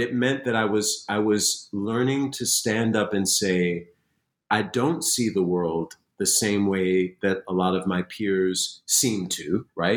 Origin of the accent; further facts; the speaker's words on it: Springfield, Massachusetts, United States; I grew up in Springfield, Massachusetts